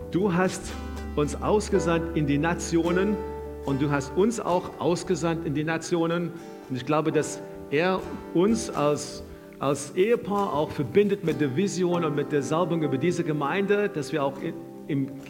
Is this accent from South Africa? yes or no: yes; South Africa; Wir kommen auch aus dem, wir kommen aus Südafrika und wenn du ein bisschen deine Geschichte kennst, kommen wir auch aus dem Land, wo das Wort Apartheid so in den Mund genommen wurde